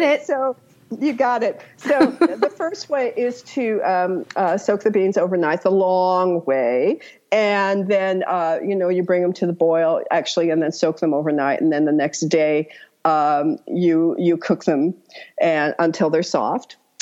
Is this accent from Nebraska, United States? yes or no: no; Santa Barbara, California, United States; now in Pacific Northwest, United States; I was originally from Santa Barbara